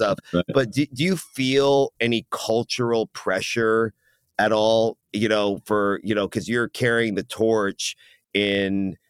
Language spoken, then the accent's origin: English; United States; half Iranian. Okay. And so, and I speak Farsi, and my mother is German. I was born here in the States